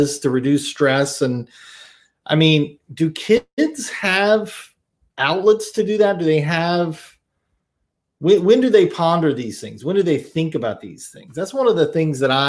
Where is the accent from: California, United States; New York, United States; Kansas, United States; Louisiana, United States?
Louisiana, United States; I grew up in Louisiana.